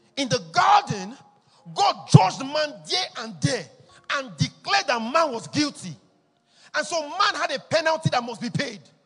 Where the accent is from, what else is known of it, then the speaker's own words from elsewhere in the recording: Edo, Nigeria; I'm from Edo State too